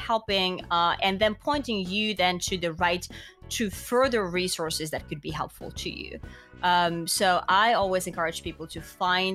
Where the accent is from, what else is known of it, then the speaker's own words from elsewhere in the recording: Finland; I'm from Finland, right? Education is free in Finland.